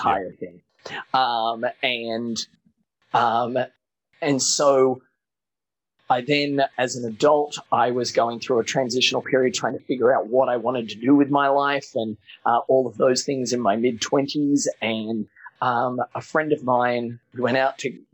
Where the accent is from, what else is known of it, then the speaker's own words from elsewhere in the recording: New South Wales, Australia; I have really cool memories, don't get me wrong, of growing up in Australia, but I grew up in a small country town 5 hours west of Sydney.